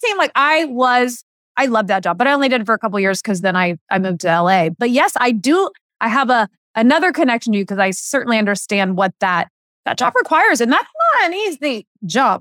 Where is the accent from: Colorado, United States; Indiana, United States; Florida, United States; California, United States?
Indiana, United States; moved away as an adult; I grew up in Indiana loving, loving sports